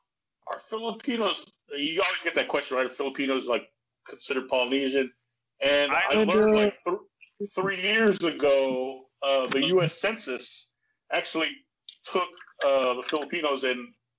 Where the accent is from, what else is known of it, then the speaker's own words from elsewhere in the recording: Hawaii, United States; moved away; also born or lived in Philippines; I was born in the Philippines. Sick. But we moved to Hawaii when I was 2, and I pretty much spent half my life there. So for me, when people ask me where I'm from, I just say Hawaii